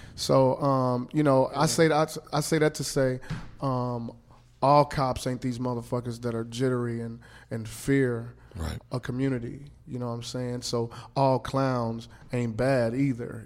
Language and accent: English; Kansas City, Missouri, United States; I'm from Kansas City